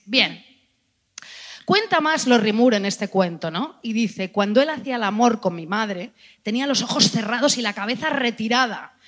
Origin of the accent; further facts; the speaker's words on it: Spain; somos españolas